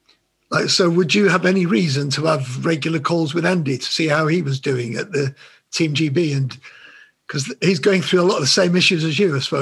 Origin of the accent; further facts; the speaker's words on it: Middleton, North West England, United Kingdom; That's my hometown. I grew up in Middleton